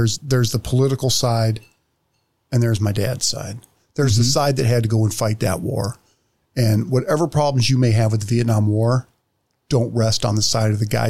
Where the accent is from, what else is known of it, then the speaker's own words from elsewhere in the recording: Hanford, California, United States; I was born in California, born at Lemoore Naval Air Station. I still remember, and I don't know why, that we lived on North William Street in Hanford, California.